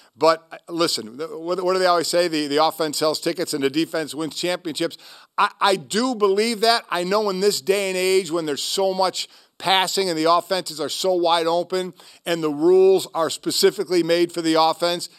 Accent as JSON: {"language": "English", "town": "Cleveland", "region": "Ohio", "country": "United States", "tie": "born or raised there", "said": "born and raised in Cleveland, so I was around the Browns growing up"}